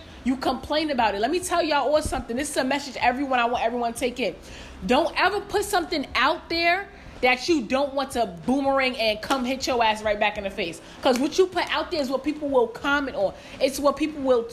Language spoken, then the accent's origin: English; New York, United States; I'm from New York